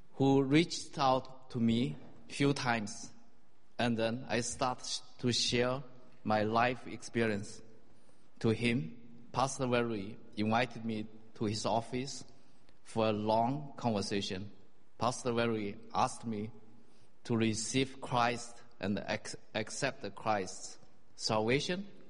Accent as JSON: {"language": "English", "country": "China", "tie": "born or raised there", "also_born_or_lived": "Singapore", "moved": "as an adult", "said": "I grew up in China"}